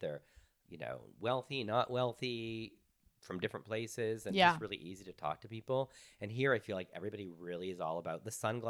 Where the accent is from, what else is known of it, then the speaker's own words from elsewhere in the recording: Texas, United States; also born or lived in Canada; And I'm Canadian on top of it. And I grew up in Texas.